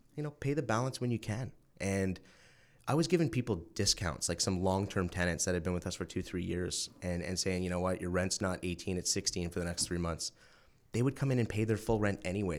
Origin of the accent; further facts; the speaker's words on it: New Brunswick, Canada; moved away as an adult; small town in New Brunswick called, uh, Ormacto